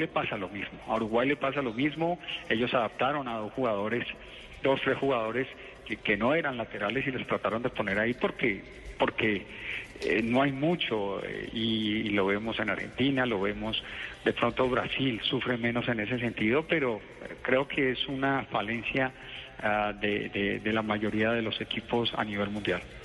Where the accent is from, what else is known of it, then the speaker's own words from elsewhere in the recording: Colombia; como colombianos